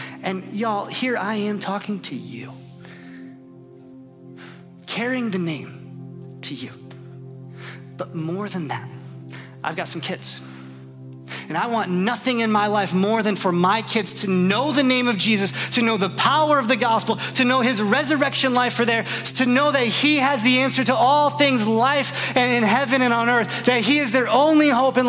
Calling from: Indiana, United States; And I'm watching from Northwest Indiana, just cheering you on, saying, I love you.

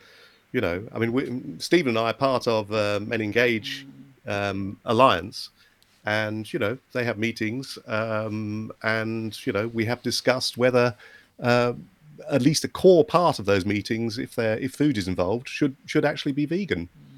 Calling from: Oxford, South East England, United Kingdom; here I'm talking from Oxford in the UK

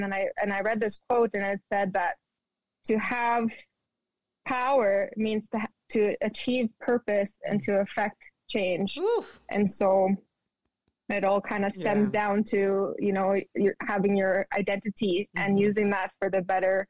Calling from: Winnipeg, Manitoba, Canada; I am calling from Winnipeg, Manitoba.

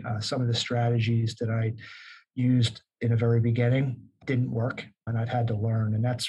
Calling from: Newark, New Jersey, United States; I'm in beautiful Newark, New Jersey, and my office overlooks a major highway that runs through the city

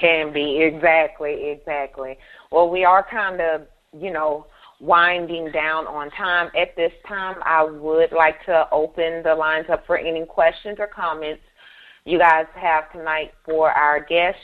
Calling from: Columbus, Ohio, United States; calling from Columbus, Ohio

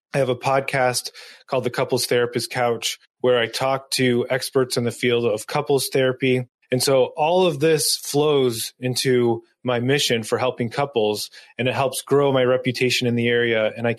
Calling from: Dover, New Hampshire, United States; I'm joining you from Dover, New Hampshire

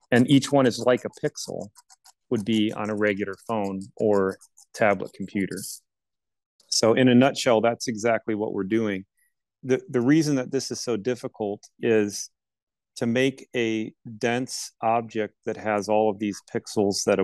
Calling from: Lafayette, Indiana, United States; I'm coming today from Lafayette, Indiana, at our corporate headquarters and factory uh, near Purdue University.

